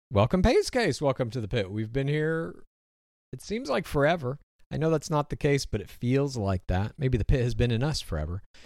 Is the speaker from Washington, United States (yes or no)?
yes; Spokane, Washington, United States; I was born in Spokane, Washington.